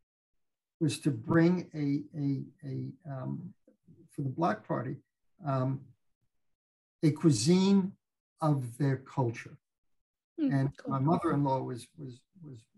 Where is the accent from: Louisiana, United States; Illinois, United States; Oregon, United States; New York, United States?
New York, United States; moved away; I grew up in New York, I was a Giants fan